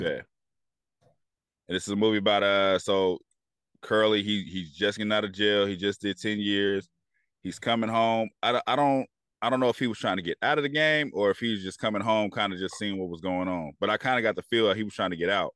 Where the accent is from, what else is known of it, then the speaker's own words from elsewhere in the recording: Bay Area, California, United States; I'm from the Bay Area